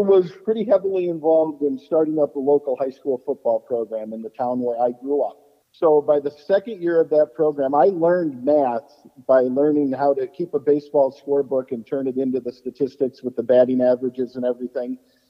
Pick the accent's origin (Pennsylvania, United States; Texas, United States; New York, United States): Pennsylvania, United States; Susquehanna; I grew up in Susquehanna. It's a real small Pennsylvania town of about 2,000 people. It's less than 15 miles away from Camp Kiuma.